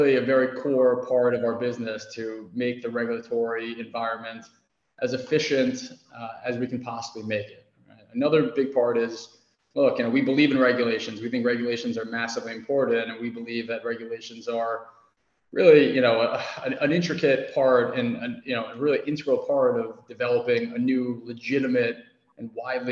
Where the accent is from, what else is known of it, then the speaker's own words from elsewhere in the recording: New York City, New York, United States; I grew up in New York City, big Yankees fan